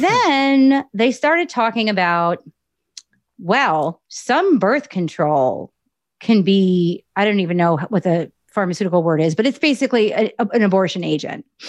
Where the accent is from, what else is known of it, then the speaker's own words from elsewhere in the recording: Morris County, New Jersey, United States; also born or lived in Union County, New Jersey; I was born in Union County, but we moved to Morris County when I was pretty young.